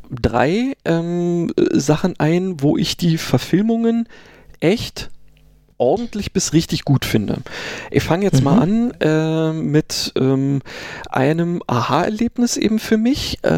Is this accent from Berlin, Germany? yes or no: yes; Berlin, Germany; ich bin ja in Berlin äh, geboren und aufgewachsen, äh, dementsprechend gab es da sowas